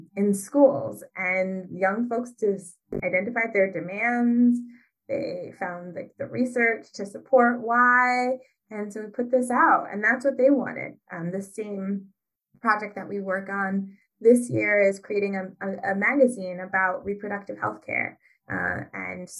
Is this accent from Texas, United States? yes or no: no; Ypsilanti, Michigan, United States; I'm from Ypsilanti, Michigan